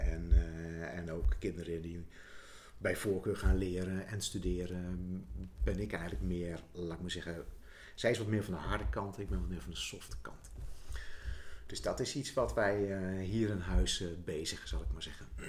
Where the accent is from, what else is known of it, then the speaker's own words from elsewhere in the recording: Zuidlaren, Drenthe, Netherlands; moved away; toen wij in Zuid-Laren woonden